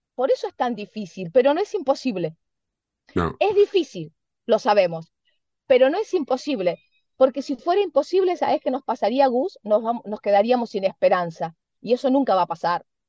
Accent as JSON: {"language": "Spanish", "country": "Argentina", "said": "Somos nosotros los argentinos también con una idiosincrasia especial"}